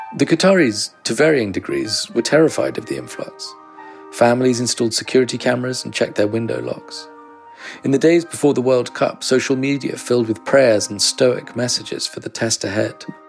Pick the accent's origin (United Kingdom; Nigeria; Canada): United Kingdom; London; I'm English. I grew up in London.